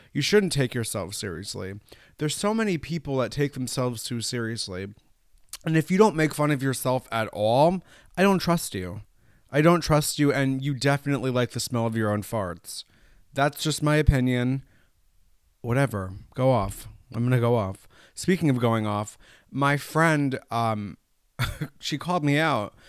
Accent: Hudson Valley, New York, United States; growing up in the Hudson Valley, we have mountains, but not like these

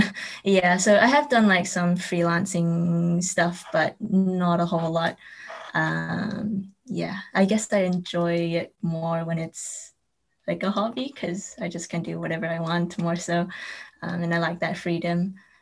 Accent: New Zealand; also born or lived in Taiwan; now in London, United Kingdom; Well, I was born in New Zealand, but I'm also Taiwanese. So I've been in New Zealand and Taiwan, and now I'm in London because I studied here for uni and now I'm working here as well.

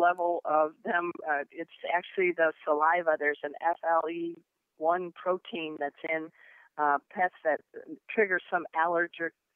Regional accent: Crown Point, Indiana, United States; also born or lived in California / San Diego; now in Dallas, United States; I was born in Crown Point, Indiana

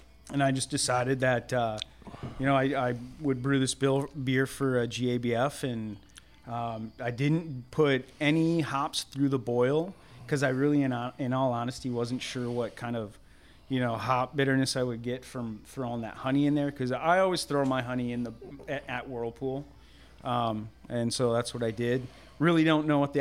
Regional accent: Minnesota, United States; now in Galveston, United States; I originally am from Minnesota

